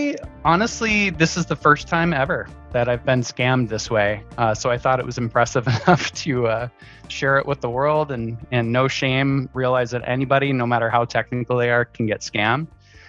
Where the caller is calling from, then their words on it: Minneapolis, Minnesota, United States; I'm based out of the Minneapolis area in the frozen tundra of Minnesota.